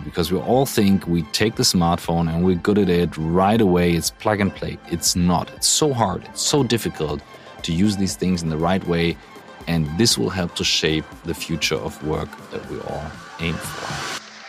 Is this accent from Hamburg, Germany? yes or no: yes; Hamburg, Germany; as big as Hamburg, my hometown